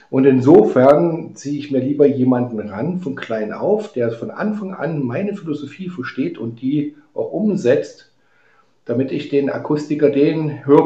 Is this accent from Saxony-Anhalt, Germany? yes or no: yes; Halle, Saxony-Anhalt, Germany; born there; moved away; Also ich komme ja eigentlich gebürtig aus Halle, Halle an der Saale und musste 1989 habe ich dann das Land verlassen gehabt